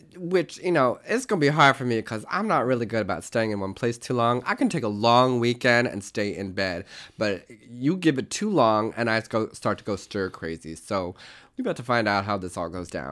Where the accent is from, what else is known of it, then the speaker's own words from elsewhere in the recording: Tulsa, Oklahoma, United States; I was born in eighty-seven in Tulsa, Oklahoma.